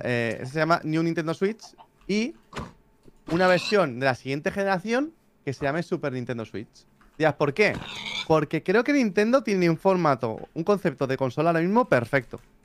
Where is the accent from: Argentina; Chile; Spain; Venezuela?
Spain; Barcelona, Catalonia; nací en Españita, en Barcelona